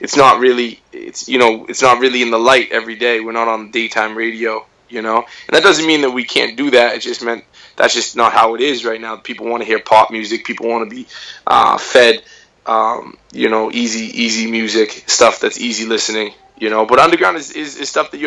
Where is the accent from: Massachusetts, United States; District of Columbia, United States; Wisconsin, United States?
Massachusetts, United States; Boston; hometown? Boston, Massachusetts